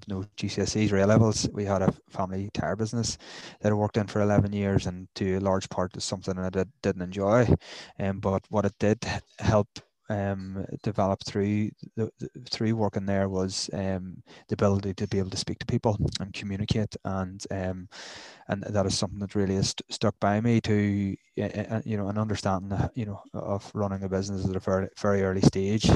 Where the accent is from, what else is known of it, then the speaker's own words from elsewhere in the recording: Newcastle, United Kingdom; I'm from Newcastle